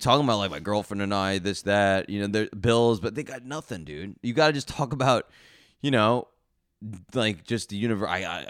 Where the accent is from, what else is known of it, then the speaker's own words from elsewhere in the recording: New Jersey, United States; I'm from New Jersey, really bad road rage.